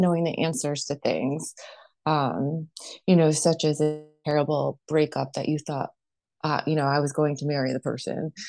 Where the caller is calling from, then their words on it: Connecticut, United States; I'm calling in from Connecticut on the East Coast here